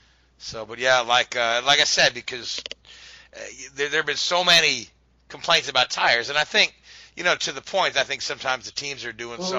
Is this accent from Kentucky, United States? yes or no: yes; Kentucky, United States; there's a Toyo tire place right here near my hometown in Kentucky.